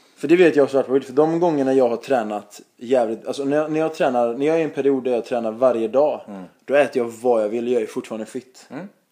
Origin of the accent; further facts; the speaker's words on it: Gothenburg, Västra Götaland, Sweden